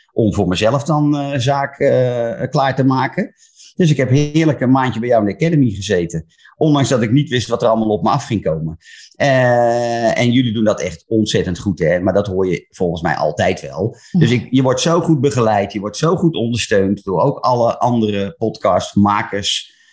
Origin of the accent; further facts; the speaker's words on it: Laren, North Holland, Netherlands; moved away as an adult; now in Breukelen, Netherlands; Geboren in Laren, in het mooie Gooi, maar woon inmiddels al 20 jaar in Breukelen.